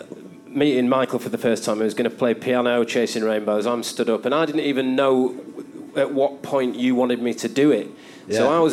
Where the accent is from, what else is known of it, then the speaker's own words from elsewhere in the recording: Stockport, North West England, United Kingdom; Of growing up in Stockport, because I was quite young.